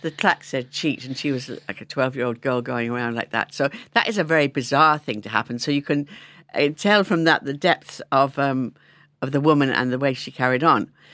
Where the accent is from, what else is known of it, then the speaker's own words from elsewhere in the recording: London, United Kingdom; moved away as an adult; now in Ireland; I was from London